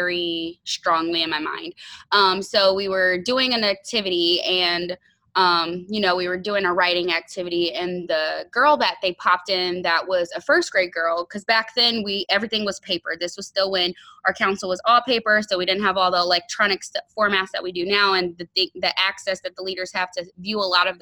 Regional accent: Fort Wayne, Indiana, United States; I am from Fort Wayne, Indiana.

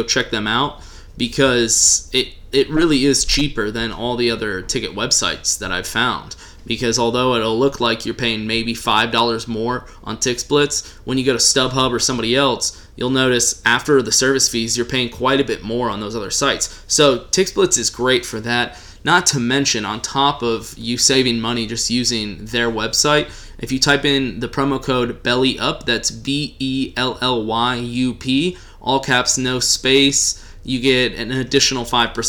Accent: Texas, United States; I'm a Texan

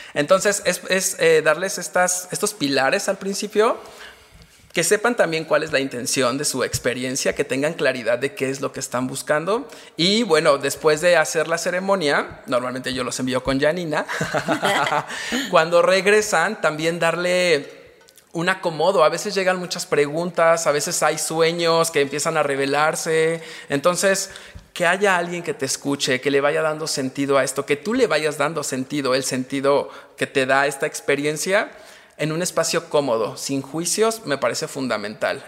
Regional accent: Mexico; como mexicanos

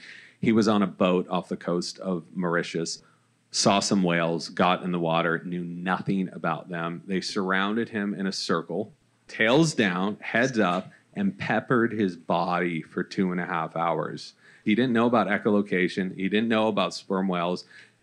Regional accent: California, United States; now in Los Angeles, United States; I grew up in Orange County.

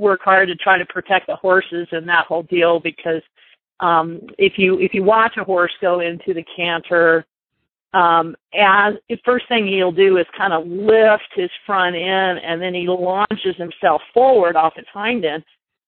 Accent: Orlando, Florida, United States; moved away; actually grew up in Florida. I grew up in Orlando.

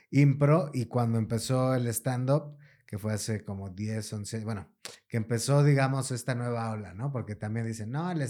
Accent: Mexico City, Mexico

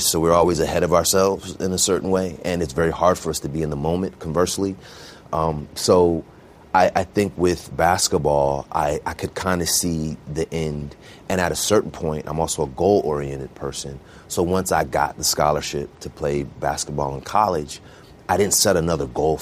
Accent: Bay Area, California, United States; I grew up in the Bay Area, so really diverse.

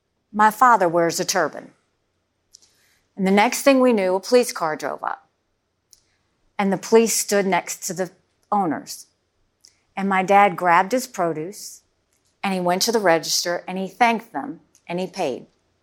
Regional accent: South Carolina, United States; I mean, it was a small, rural, southern town, 2,500 people, two stoplights.

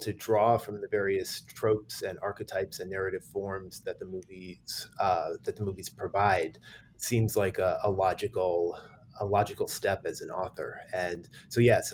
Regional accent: East Coast, United States; I'm an American who grew up on the East Coast

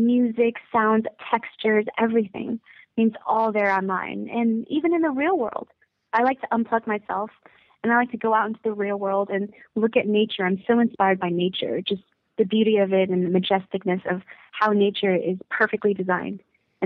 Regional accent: United States; also born or lived in California / Florida; I was born in America, and I had a really tough time relating to a lot of people at my school, because when I was in California, there was nothing but Asian people at my school

